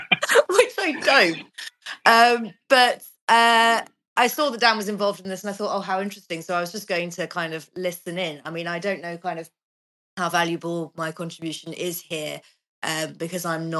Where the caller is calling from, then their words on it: Portugal; I'm actually joining you from Portugal.